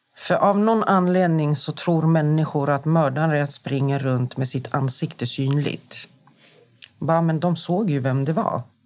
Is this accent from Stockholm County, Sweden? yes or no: yes; Stockholm, Stockholm County, Sweden; also born or lived in Akalla; Jag är uppvuxen i Rinkeby. Jag kommer från förorten